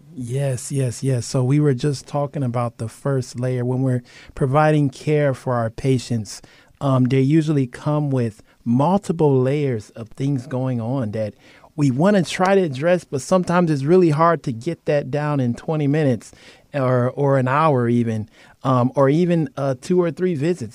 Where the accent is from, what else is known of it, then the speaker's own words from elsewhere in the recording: Cleveland, Ohio, United States; now in Guam; We are from Cleveland, Ohio.